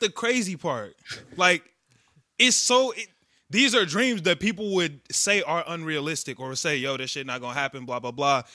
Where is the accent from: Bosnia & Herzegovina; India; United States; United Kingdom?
United States; Chicago, Illinois; we're from Chicago, we're from a big city